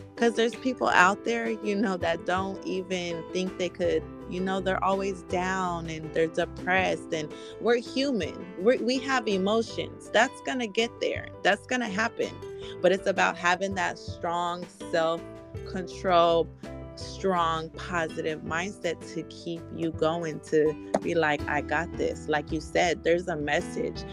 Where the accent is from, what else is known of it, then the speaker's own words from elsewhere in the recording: San Francisco, California, United States; my family spread it around this whole Bay Area. Like we were all in San Francisco